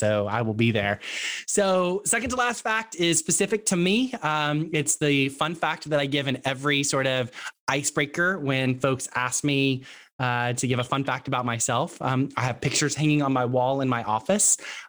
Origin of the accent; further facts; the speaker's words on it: Texas, United States; accent: Texas; moved away; I have a Texas accent. I am from Texas. And the only time my Texas accent comes back is when I'm talking with my dad or when I'm talking really fast and I get really excited about something.